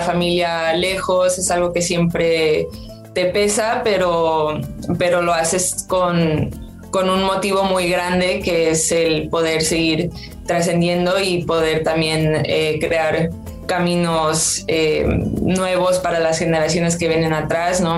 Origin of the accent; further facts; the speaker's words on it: Mexico; moved away as an adult; also born or lived in Tijuana; now in Seville, Spain; como futbolista mexicana